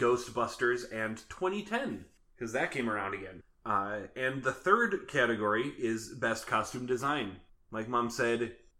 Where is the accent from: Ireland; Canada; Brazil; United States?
United States; Minnesota; we're from Minnesota.